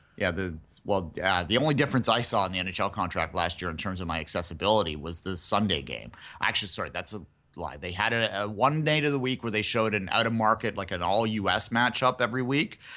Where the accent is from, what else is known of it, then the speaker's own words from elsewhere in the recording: Canada; I as a Canadian